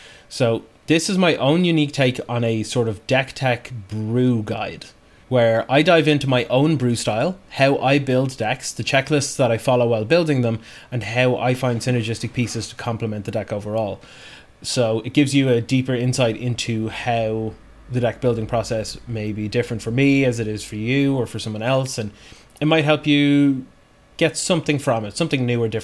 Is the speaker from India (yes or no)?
no; Bray, Leinster, Ireland; My friends back in Bray, my hometown